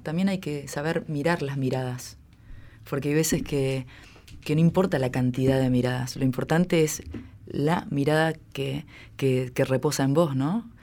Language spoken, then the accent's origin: Spanish; Esquina, Corrientes, Argentina; moved away as an adult; also born or lived in Buenos Aires; yo nací en Corrientes, en, la ciudad de Esquina